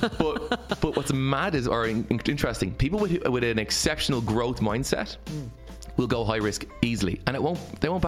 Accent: Ireland; as the Irish people

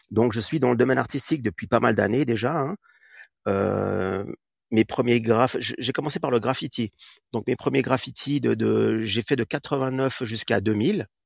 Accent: Catalonia, Spain; je viens aussi euh, d'Espagne, donc surtout sur, la côte vers Tarragone et, Barcelone.

